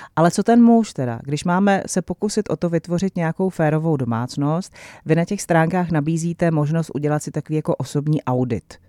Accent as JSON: {"language": "Czech", "country": "Czechia", "said": "my Češi"}